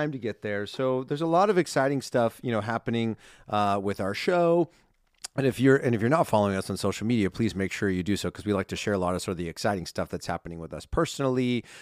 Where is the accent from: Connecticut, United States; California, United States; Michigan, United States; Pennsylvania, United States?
California, United States; Southern; growing up in Southern California, Disneyland, as I shared in the first part of this countdown, is such, such a huge part of not just my childhood